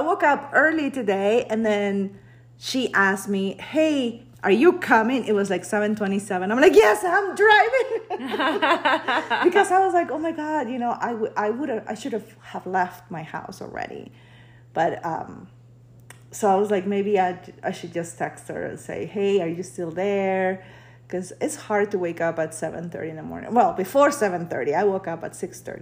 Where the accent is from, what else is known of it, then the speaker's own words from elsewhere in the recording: Peru; now in United States; I was born in Peru, but I've been living in the U.S. since 1998